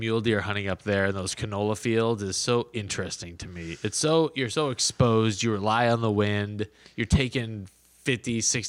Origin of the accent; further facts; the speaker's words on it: Chicago, Illinois, United States; I grew up in Chicagoland